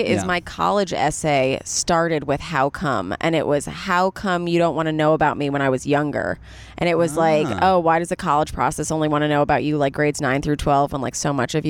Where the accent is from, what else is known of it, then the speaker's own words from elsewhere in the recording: New York City, New York, United States; I grew up in New York City, Upper East Side Jew, private school, born and raised.